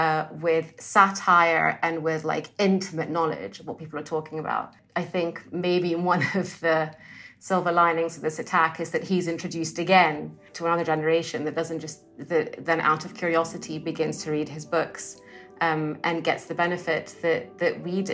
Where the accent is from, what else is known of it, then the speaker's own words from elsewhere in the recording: Sudan; also born or lived in Egypt / Saudi Arabia; I grew up in the Muslim in a Muslim country, so all of this I experienced in Sudan and then in other parts of the Muslim world, so in Egypt and Saudi Arabia.